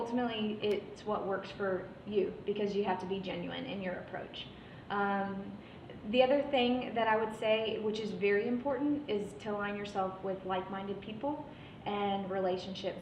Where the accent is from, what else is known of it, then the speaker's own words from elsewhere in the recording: San Antonio, Texas, United States; now in Houston, United States; I'm from San Antonio